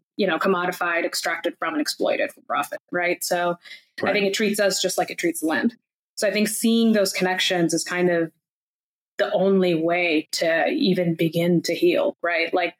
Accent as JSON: {"language": "English", "country": "India", "tie": "born or raised there", "said": "I was born in India"}